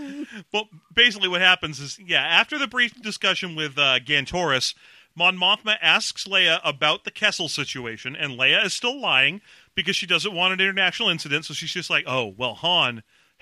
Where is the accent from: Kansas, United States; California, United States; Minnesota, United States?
California, United States; Los Angeles; I grew up in Los Angeles